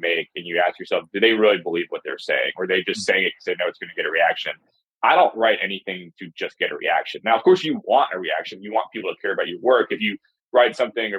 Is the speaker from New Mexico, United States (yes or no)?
no; New Jersey, United States; moved away as an adult; also born or lived in New York / Mississippi; now in Alabama, United States; I'm from New Jersey originally, bounced around a little bit, worked in New York